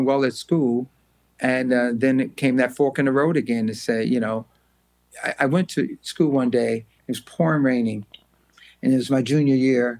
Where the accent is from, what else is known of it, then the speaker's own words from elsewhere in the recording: Los Angeles, California, United States; also born or lived in Louisiana; when we came out to California from Louisiana, like I said, I was about 8 or 9